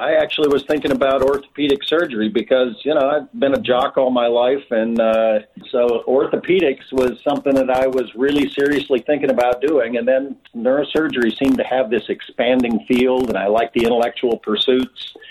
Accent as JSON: {"language": "English", "region": "Montana", "country": "United States", "tie": "born or raised there", "said": "I grew up on a cattle ranch in Montana."}